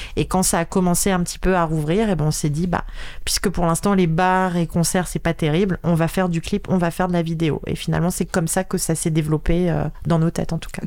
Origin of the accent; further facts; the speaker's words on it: Paris, Île-de-France, France; je suis vraiment de Paris, Paris